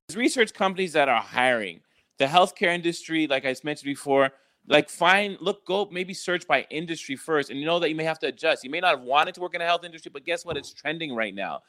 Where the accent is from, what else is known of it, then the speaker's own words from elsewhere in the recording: Canada; moved away; growing up in Canada